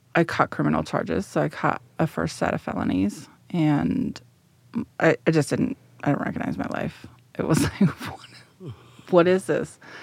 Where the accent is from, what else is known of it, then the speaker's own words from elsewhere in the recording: Denver, Colorado, United States; also born or lived in San Jose, California; So, I grew up here in central Denver. I was transplanted from San Jose, California.